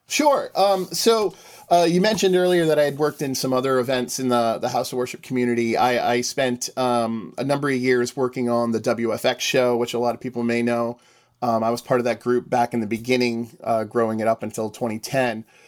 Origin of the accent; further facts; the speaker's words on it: Northeast, United States; I am from the Northeast